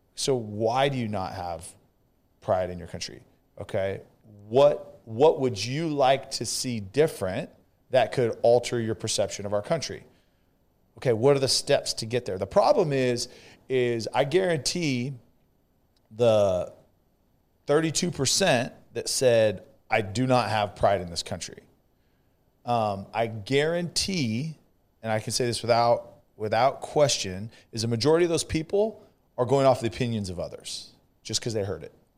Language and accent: English; California, United States; now in Texas, United States; I'm from California